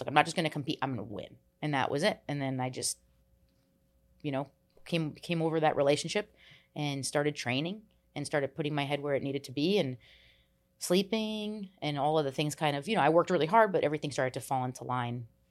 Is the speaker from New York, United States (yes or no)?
no; New Jersey, United States; I grew up in New Jersey. We moved a lot